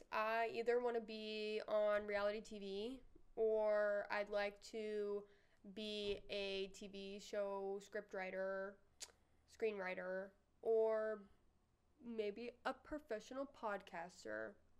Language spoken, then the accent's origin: English; Nashville, Tennessee, United States; moved away as an adult; now in Springfield, United States; We're from Nashville.